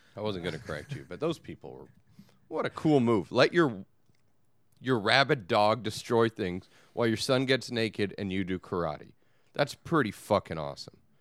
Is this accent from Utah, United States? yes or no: no; Long Beach, California, United States; I'm from Long Beach.